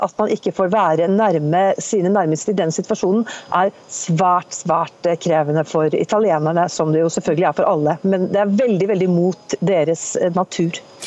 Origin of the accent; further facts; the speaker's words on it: Norway; now in Italy; som nordmann